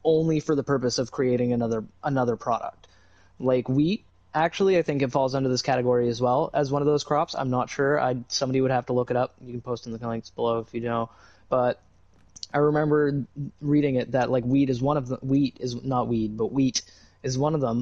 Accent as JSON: {"language": "English", "country": "Canada", "said": "I'm Canadian"}